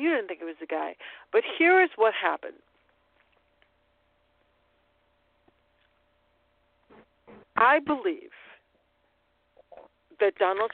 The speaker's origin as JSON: {"language": "English", "town": "Chicago", "region": "Illinois", "country": "United States", "moved": "yes", "said": "I am that person from Chicago, from Illinois, from the Midwest, who understands what middle America looks like really because my parents are still there"}